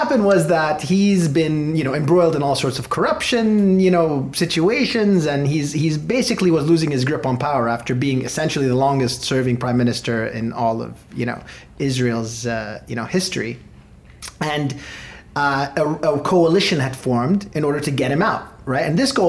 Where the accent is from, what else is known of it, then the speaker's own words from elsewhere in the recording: Beirut, Beirut Governorate, Lebanon; I was born in Beirut.